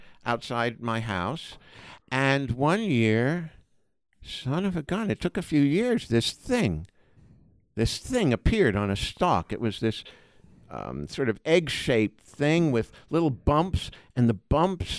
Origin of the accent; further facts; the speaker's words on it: New York City, New York, United States; moved away as an adult; also born or lived in Boston; now in California, United States; New York City